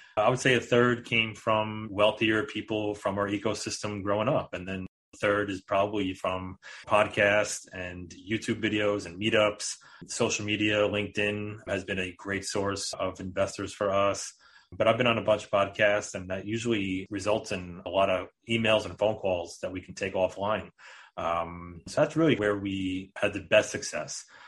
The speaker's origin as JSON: {"language": "English", "region": "New York", "country": "United States", "said": "We are both from New York"}